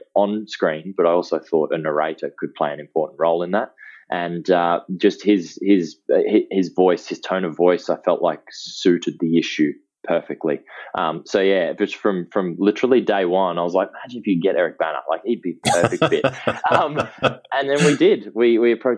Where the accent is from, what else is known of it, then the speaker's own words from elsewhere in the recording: Brisbane, Queensland, Australia; I grew up in Queensland, in Brisbane, so not on the beach